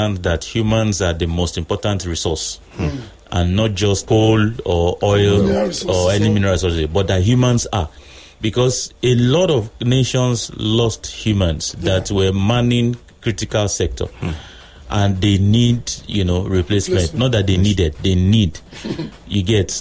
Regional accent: Nigeria; I was born in Nigeria

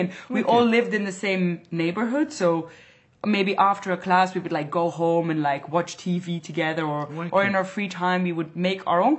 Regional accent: Antwerp, Flanders, Belgium; English is a second language; This is in Antwerp, in my hometown, on a festival.

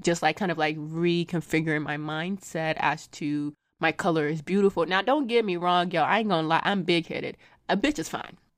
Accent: Lagos, Nigeria; moved away; I was not born here. I was born in Lagos, Nigeria

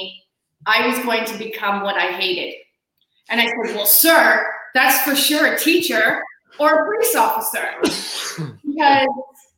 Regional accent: Canada; moved away; also born or lived in Australia

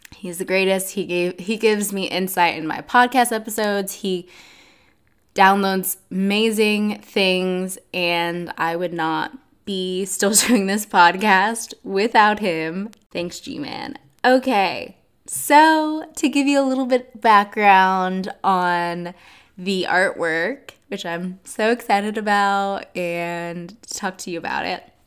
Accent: Atlanta, Georgia, United States; also born or lived in Nashville, Tennessee; I'm from Atlanta, Georgia

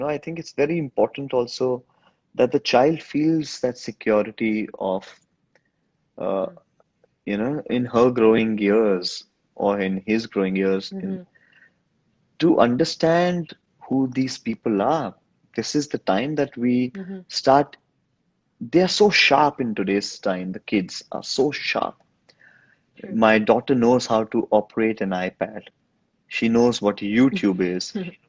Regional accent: India; first language Hindi; English is a second language; but I love speaking in my Hindi language. That's my native language. That's my mother tongue.

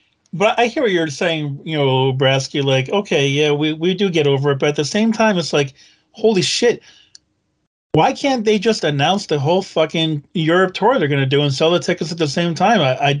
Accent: Long Island, New York, United States; Now, fortunately for me, I had other reasons to go to New York because I'm from Long Island, right?

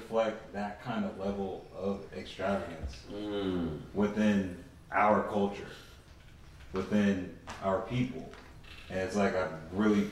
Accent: Virginia, United States; I'm from Virginia, born in Virginia.

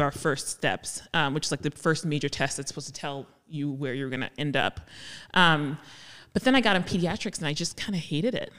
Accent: Jersey City, New Jersey, United States; I grew up in Jersey City

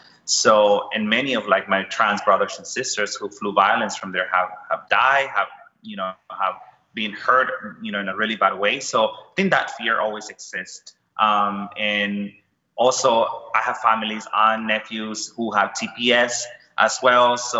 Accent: Houston, Texas, United States; also born or lived in El Salvador; So I am originally from El Salvador, Central America. I grew up in Houston, Texas. I moved to Houston when I was 13. You know, like many, you know, people from my country, we left El Salvador because of gun violence.

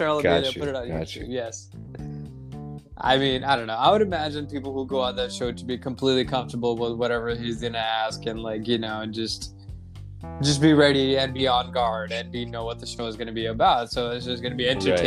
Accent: United States; as an Indian American, as a brown American in America

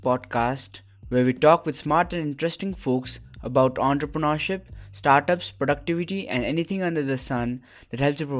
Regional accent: Sikkim, India; born or raised there

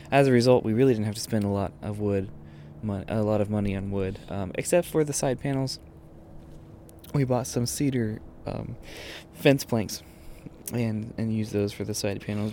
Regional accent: Austin, Texas, United States; moved away; I grew up in Texas

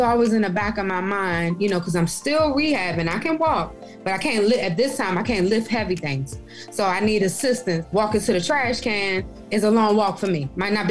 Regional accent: Prince George's County, Maryland, United States; moved away as an adult; also born or lived in Augusta / Boston; Maryland, I grew up in Maryland. I'm a PG County girl all day, every day

